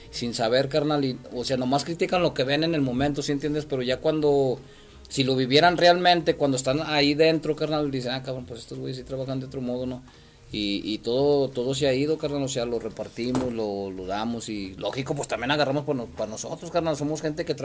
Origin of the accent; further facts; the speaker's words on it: Aguascalientes, Mexico; Yo creo que era cambiar la imagen del cholo en Aguascalientes, ¿no? Ante la sociedad porque éramos pues mal vistos